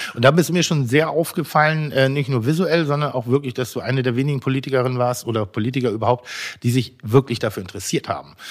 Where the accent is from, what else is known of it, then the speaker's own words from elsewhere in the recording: Pinneberg, Schleswig-Holstein, Germany; also born or lived in Elmshorn; ich bin geborener Emzorner und in Pinneberg groß geworden